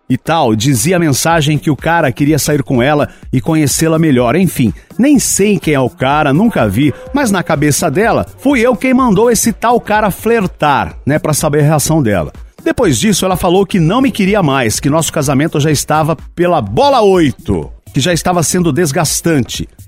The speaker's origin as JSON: {"language": "Portuguese", "region": "Santa Catarina", "country": "Brazil", "said": "tenho 29 anos, sou de Santa Catarina, signo de peixes."}